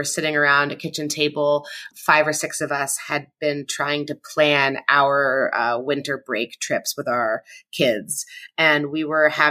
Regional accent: Ottawa, Ontario, Canada; now in Washington, D.C., United States; I grew up in Ottawa in Canada. And now I live in Washington, D.C.

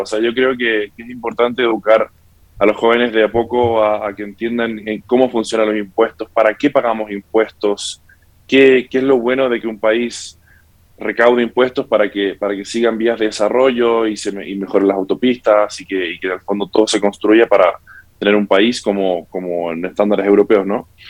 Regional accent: Santiago, Santiago Metropolitan Region, Chile; also born or lived in California, United States; now in Spain; Yo nací en Estados Unidos. Luego me crié en Santiago de Chile y actualmente vivo hace tres años en España

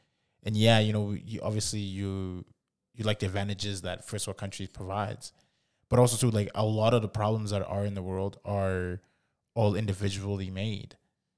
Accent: Canada; Like, I mean, we grew up in Canada.

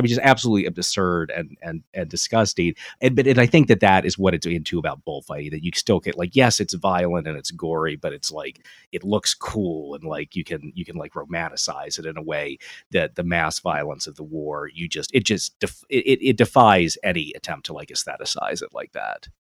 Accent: Delaware, United States; I'm from Delaware

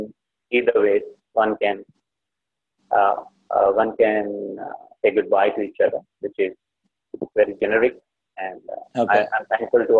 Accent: Hyderabad, Telangana, India; moved away; I come from Hyderabad

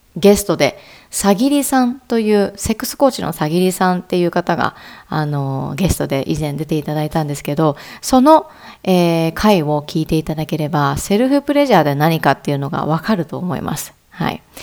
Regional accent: Ehime, Japan; moved away as an adult; now in Kagawa, Japan; 出身は愛媛です。で、香川に今は住んでいるんですけれども

